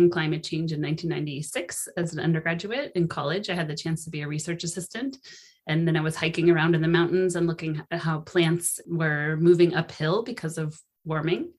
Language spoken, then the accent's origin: English; Sonoma, California, United States; my hometown of Sonoma